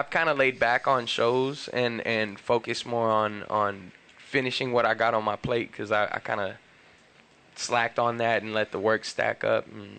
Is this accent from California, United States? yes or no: yes; Los Angeles, California, United States; I'm from West Los Angeles, born and raised.